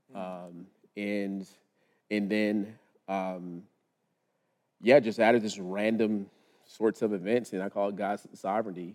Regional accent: Lubbock, Texas, United States; now in Charlotte, United States; born and raised in Lubbock, Texas.

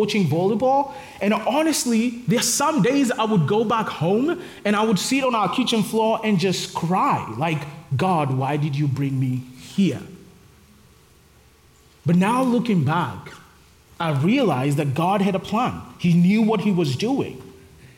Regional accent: Kenya; moved away as an adult; also born or lived in Nairobi / Texas; now in Charlotte, United States; I'm from Kenya, and back in Kenya, I used to work for FM radio and a little bit of TV

